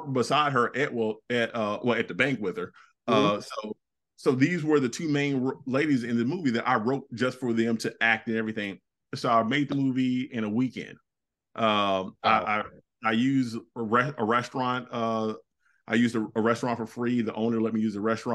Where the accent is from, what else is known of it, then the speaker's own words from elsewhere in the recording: the South, United States; I'm a dude from the South.